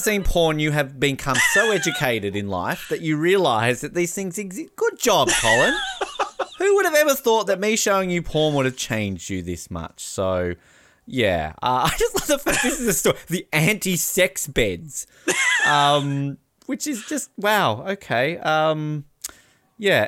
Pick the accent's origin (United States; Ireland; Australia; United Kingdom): Australia; As an Australian